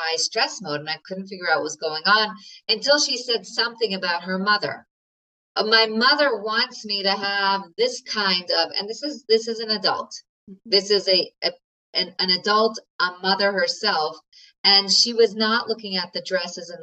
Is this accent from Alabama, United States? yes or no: no; New York, United States; I'm a New Yorker